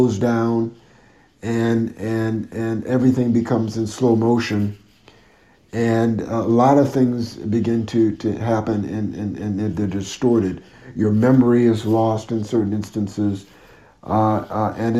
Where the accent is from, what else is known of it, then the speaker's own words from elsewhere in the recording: Connecticut, United States; moved away as an adult; also born or lived in Los Angeles; I'm from Connecticut originally